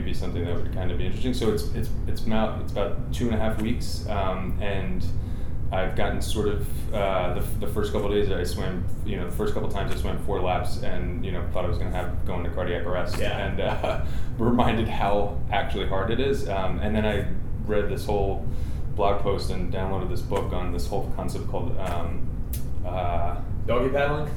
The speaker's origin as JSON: {"language": "English", "region": "southern New Jersey", "country": "United States", "tie": "born or raised there", "said": "I grew up in southern New Jersey"}